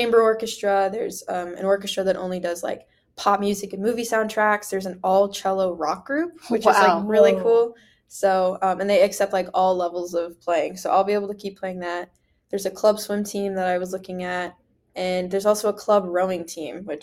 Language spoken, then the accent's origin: English; Mount Vernon, Ohio, United States; I'm from a public school in Ohio